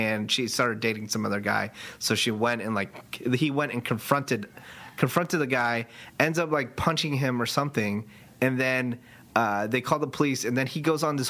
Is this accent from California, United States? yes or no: yes; California, United States; I still lived in my hometown. I would commute to San Francisco to go to school